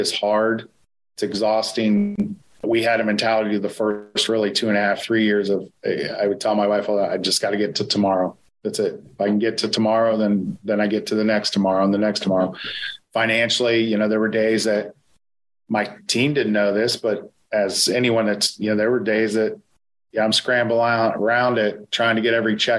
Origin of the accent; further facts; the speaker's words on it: Ohio, United States; You know, we're from Ohio.